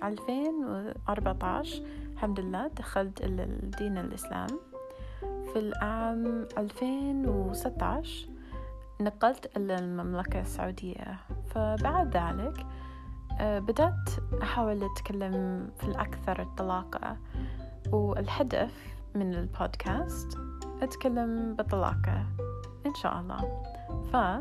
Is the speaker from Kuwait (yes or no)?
no; United States; Arabic is a second language; moved away as an adult; now in Saudi Arabia; أنا أمريكية